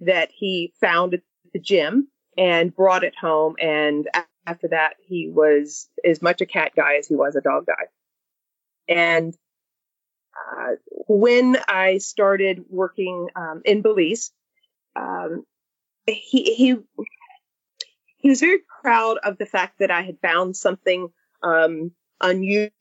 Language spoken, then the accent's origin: English; Mississippi, United States; I grew up in Mississippi